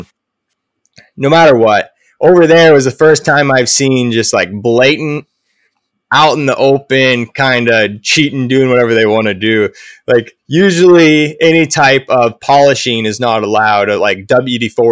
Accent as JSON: {"language": "English", "town": "Coos Bay", "region": "Oregon", "country": "United States", "tie": "born or raised there", "also_born_or_lived": "Port Orford, Oregon", "said": "I was born in Coos Bay and we lived in Port Orford when I was first born"}